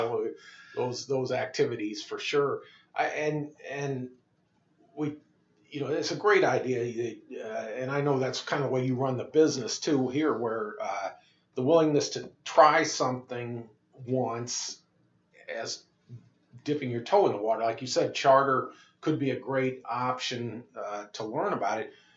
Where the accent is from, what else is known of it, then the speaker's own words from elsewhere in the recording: Moline, Illinois, United States; I grew up in Moline, uh, home of uh, Deere and Company